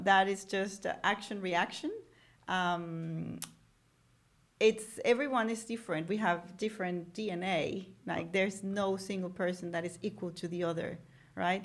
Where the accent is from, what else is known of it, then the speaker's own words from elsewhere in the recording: Venezuela; grew up in Venezuela